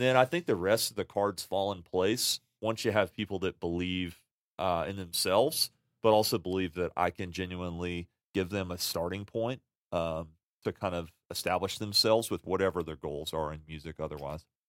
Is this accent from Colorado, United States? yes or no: no; New Orleans, Louisiana, United States; now in Salt Lake City, United States; born and raised in Louisiana.